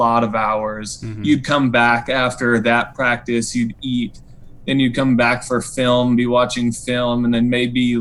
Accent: Denton, Texas, United States; moved away; also born or lived in Branson, Missouri; I was born in Denton, Texas

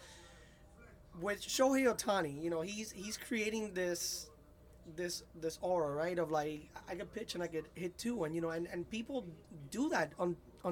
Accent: Miami, Florida, United States; I'm from Miami

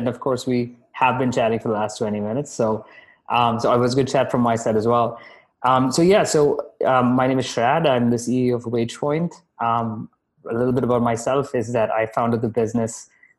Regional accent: Dubai, United Arab Emirates; also born or lived in Bahrain; now in Canada; But I also grew up in Dubai. I'm Indian by ethnicity. I was born in Bahrain, so very global heritage.

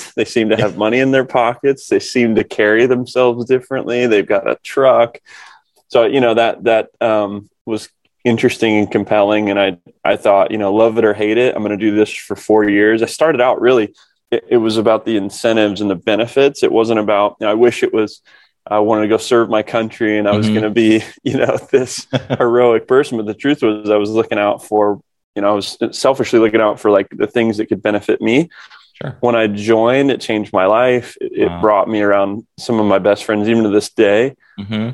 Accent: Kokomo, Indiana, United States; I grew up here in Kokomo, Indiana, not the island, the cornfields.

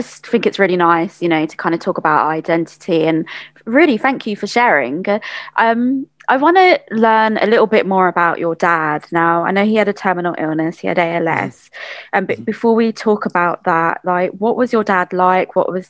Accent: London, United Kingdom; also born or lived in Bangladesh; I was born and bred in London, and I spent large chunks of my childhood and teenage life in Bangladesh.

